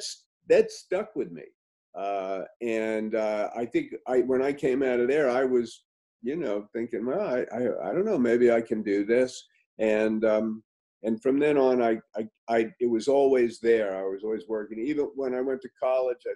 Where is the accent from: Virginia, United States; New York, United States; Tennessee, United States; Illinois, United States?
New York, United States; New York City; I grew up in New York City.